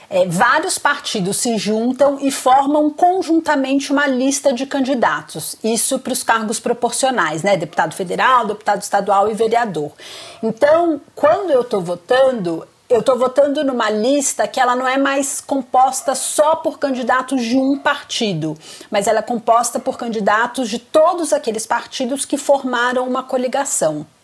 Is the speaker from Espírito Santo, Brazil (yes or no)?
yes; Vitória, Espírito Santo, Brazil; moved away as an adult; now in São Paulo, Brazil; E eu sou capixaba, eu sou de Vitória